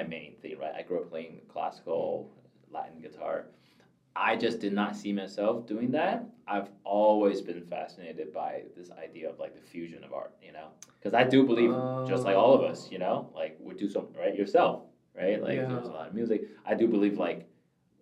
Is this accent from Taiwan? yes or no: yes; Taiwan; also born or lived in Michigan, United States; now in California, United States; I grew up in Taiwan, so I know Chinese